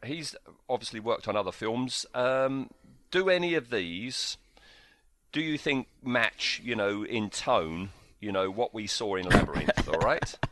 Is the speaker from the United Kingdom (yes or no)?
yes; United Kingdom; we're British